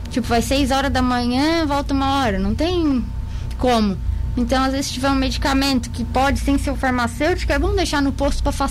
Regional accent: Capivari de Baixo, Santa Catarina, Brazil; Que eu sou de Capivari de Baixo.

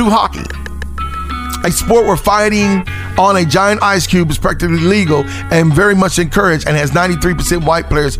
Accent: United States; what makes us black Americans

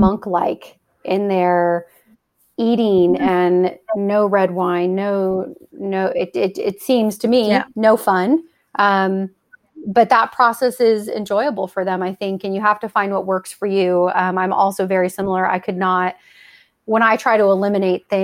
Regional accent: Ohio, United States; We're both from Ohio

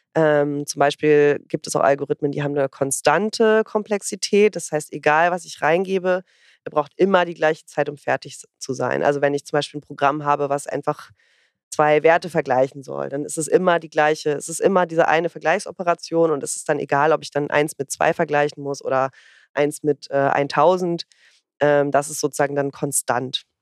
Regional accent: Northern Germany, Germany; ich komme ja aus dem Norden

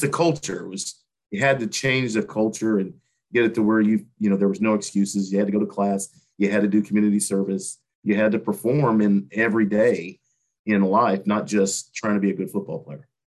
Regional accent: Terre Haute, Indiana, United States; born or raised there; moved away as an adult

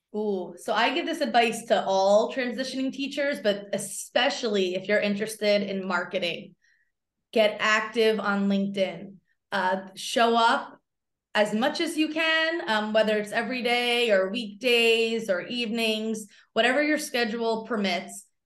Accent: outside of Philadelphia, Pennsylvania, United States; I grew up outside of Philly, so, uh, everyone I went to school with rooted for the Eagles and the Phillies

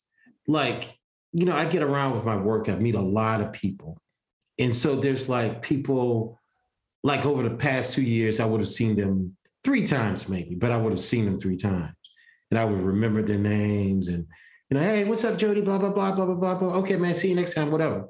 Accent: Columbia, South Carolina, United States; I'm from Columbia. Columbia's still a small town

